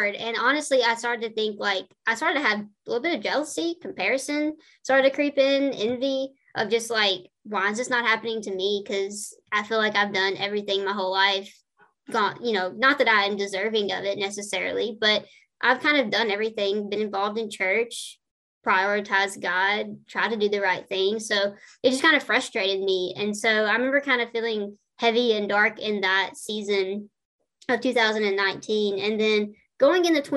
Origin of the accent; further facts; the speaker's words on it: the South, United States; I'm from the South.